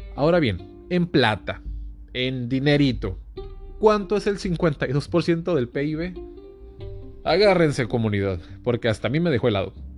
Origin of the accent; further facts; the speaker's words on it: Mexicali, Baja California, Mexico; soy de Mexicali, entonces, aquí Mexicali es frontera con Calexico, California